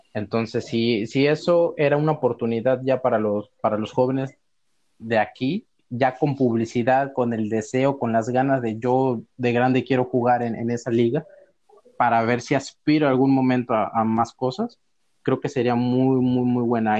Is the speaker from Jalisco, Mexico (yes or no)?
no; Veracruz, Mexico; moved away; yo soy de Veracruz